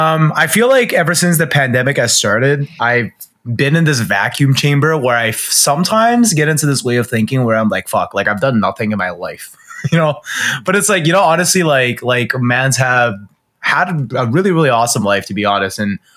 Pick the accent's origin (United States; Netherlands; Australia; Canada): Canada; So I guess this is like my foray into at least being a Canadian, like getting into some sports that more people would play, sort of thing.